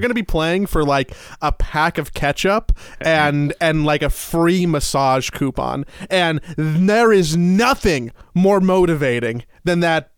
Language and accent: English; United States; as an American